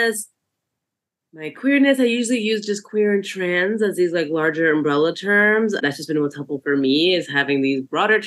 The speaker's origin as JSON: {"language": "English", "town": "New York City", "region": "New York", "country": "United States", "tie": "born or raised there", "said": "I am a New Yorker. I'm a diaspora kid. I'm a first gen, first one in my family born in New York in the States."}